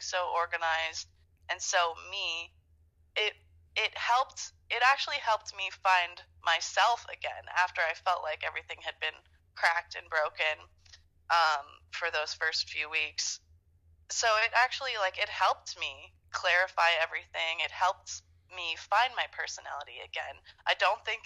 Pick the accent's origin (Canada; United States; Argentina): Canada; I'm Canadian